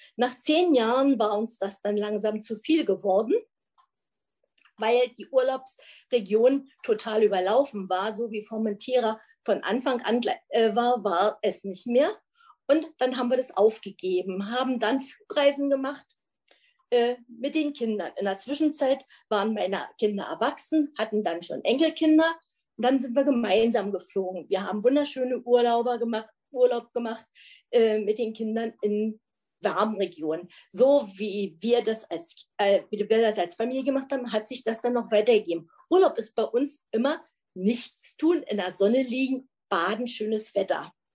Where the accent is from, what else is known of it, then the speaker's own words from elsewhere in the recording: East Germany, Germany; wir sind ein Wessi und ein Ossi zusammen.